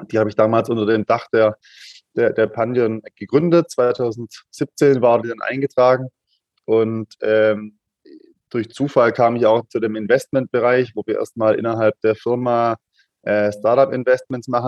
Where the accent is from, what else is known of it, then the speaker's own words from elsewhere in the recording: Stuttgart, Baden-Württemberg, Germany; accent: Swabian; ich komme aus Stuttgart, man merkt es vielleicht an der einen oder anderen Stelle. Das, das, das Schwabentum kann man nicht hundertprozentig verstecken in der Sprache.